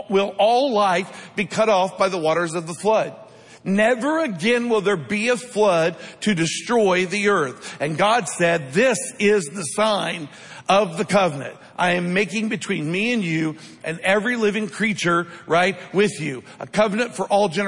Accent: Midwest, United States; growing up in the Midwest

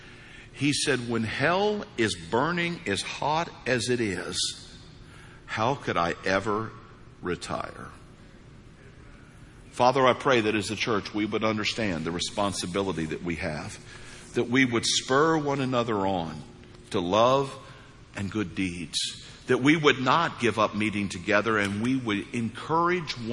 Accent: United States; moved away; I grew up on the New Madrid Fault.

